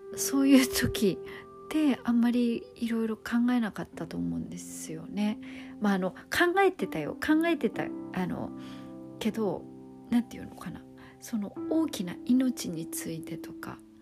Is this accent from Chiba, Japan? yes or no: yes; Kisarazu, Chiba, Japan; 木更津市の清見台幼稚園っていうところに通ってた